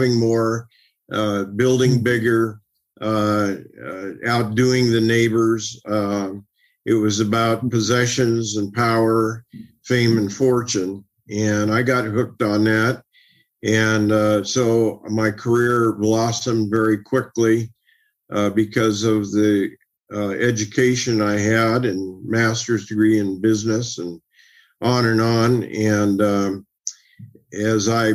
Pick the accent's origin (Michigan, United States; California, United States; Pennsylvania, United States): California, United States; Oakland; I grew up in East Oakland during a tumultuous time in that area of the country